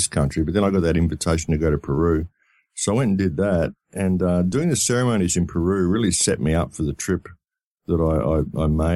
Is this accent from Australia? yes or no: yes; Australia; I come from Australia